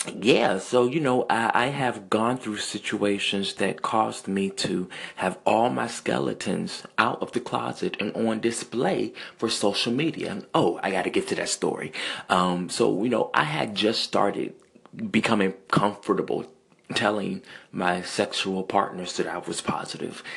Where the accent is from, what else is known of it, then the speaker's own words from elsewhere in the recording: Central Virginia, United States; I am from Central Virginia